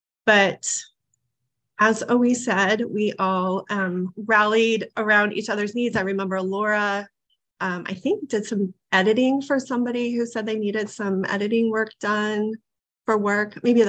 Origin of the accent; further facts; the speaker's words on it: Nebraska, United States; now in Maine, United States; I'm from Nebraska. I didn't say that. I moved to Maine in 1996.